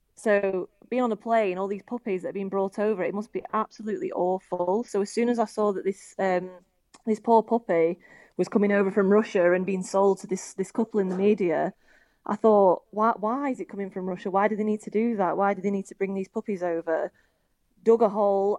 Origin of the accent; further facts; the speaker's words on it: Preston, North West England, United Kingdom; also born or lived in Australia; I'm from Preston in Lancashire